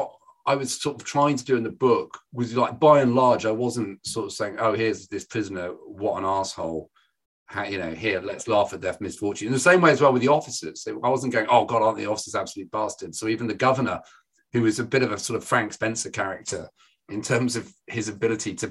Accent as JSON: {"language": "English", "town": "Birmingham", "region": "West Midlands", "country": "United Kingdom", "accent": "Brummie", "said": "I'm from Birmingham. You don't see my accent. I'm from Birmingham."}